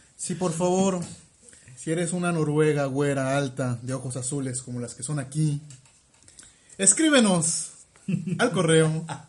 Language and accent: Spanish; Mexico City, Mexico; moved away; en mi pueblo, Chuchurumeque